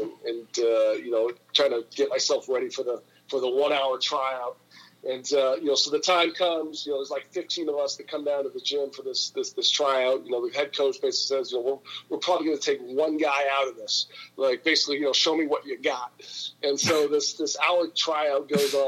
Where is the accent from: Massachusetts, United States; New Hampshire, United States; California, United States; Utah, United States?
California, United States; Menlo Park; moved away as an adult; also born or lived in New England; I've been born and raised in California